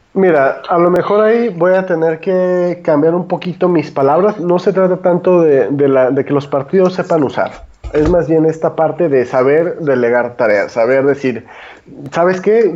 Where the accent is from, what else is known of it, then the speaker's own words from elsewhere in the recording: Guadalajara, Jalisco, Mexico; Yo todavía que soy de Guadalajara